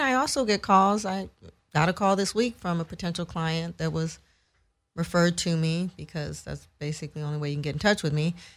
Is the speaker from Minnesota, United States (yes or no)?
no; San Francisco, California, United States; moved away as an adult; now in Los Angeles, United States; I grew up in San Francisco, and went to school out there. I've lived in L A a long, long time, though, so I call L A home